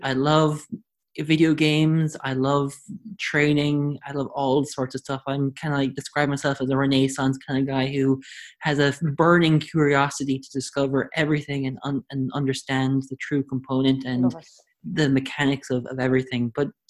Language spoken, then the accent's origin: English; Limerick, Munster, Ireland; also born or lived in United States / Taiwan; So, as you mentioned, I'm from Limerick. I don't sound like I'm from Limerick because I lived, my parents and my family lived in America and then Taiwan, and they came back to Ireland. So I've lost the Limerick, true Limerick accent.